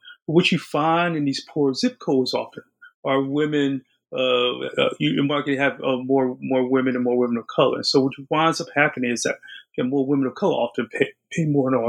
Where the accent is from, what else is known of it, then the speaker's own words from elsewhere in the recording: New Jersey, United States; I'm from New Jersey. My family is from New Jersey.